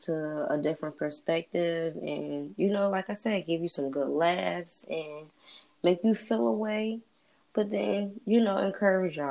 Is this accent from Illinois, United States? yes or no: no; New Jersey, United States; I'm from Jersey